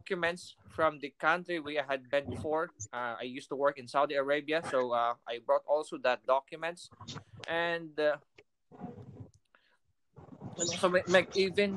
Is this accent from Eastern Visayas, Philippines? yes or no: yes; Eastern Samar, Eastern Visayas, Philippines; moved away as an adult; also born or lived in Dumangas, Iloilo; now in United States; originally I am from Easter Summer, but I got married in Ilonga from Dumangas.